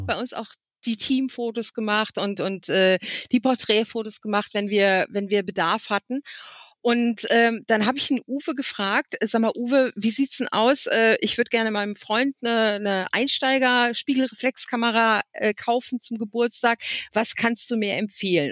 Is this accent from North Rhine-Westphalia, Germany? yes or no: yes; Wipperfürth, North Rhine-Westphalia, Germany; now in Alsfeld, Germany; Wipper führt, also meine Heimatstadt hat, glaube ich, 25.000